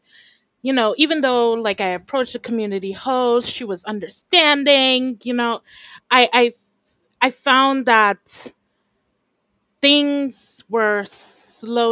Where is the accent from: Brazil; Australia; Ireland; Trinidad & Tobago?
Trinidad & Tobago; moved away; also born or lived in Japan / Belize / New York, United States / California, United States; I'm from Trinidad and Tobago and I've spent the past 20 years about, I don't check, outside of Trinidad and Tobago, but I'm actually back here right now.